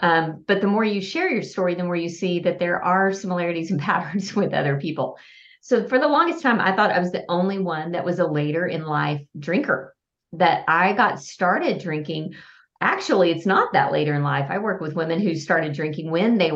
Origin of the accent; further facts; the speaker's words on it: Lubbock, Texas, United States; now in Fort Worth, United States; Texas, and half of it was spent in Lubbock, my hometown, and the other half of my 51 years have been spent in Fort Worth